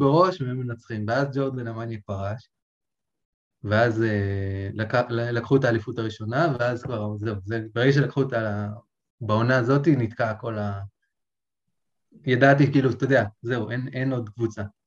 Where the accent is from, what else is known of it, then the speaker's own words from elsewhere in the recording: Israel; גדלתי בקיבוץ